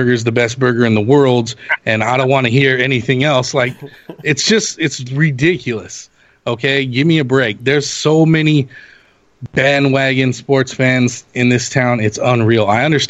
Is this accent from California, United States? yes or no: yes; Los Angeles, California, United States; growing up in Los Angeles my whole life, I can attest to the behavior of sports fandom here.